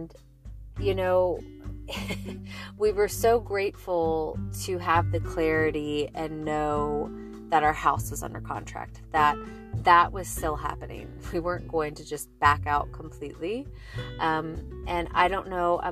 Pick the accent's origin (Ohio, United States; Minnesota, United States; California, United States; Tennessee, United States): Tennessee, United States; Nashville; also born or lived in Charleston, South Carolina / Statesboro, Georgia; I was born and raised in Nashville, Tennessee